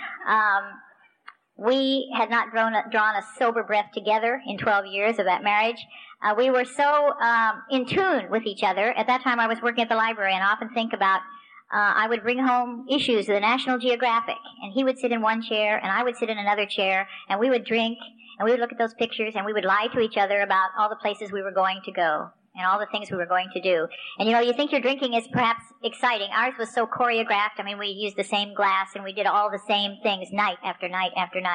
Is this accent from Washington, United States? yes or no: yes; Spokane, Washington, United States; also born or lived in Tucson, Arizona; I'm from Spokane, Washington, which is the other side of the state